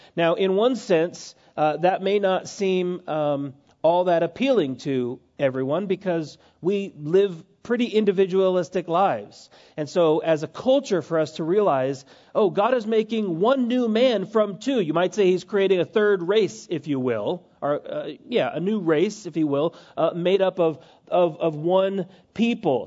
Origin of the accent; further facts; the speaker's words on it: United States; us as American Christians